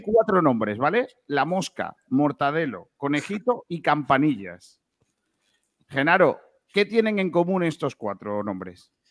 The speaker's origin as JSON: {"language": "Spanish", "town": "Rincón de la Victoria", "region": "Andalusia", "country": "Spain", "tie": "born or raised there", "said": "Rincón de la Victoria, ¿vale? Que es mi pueblo"}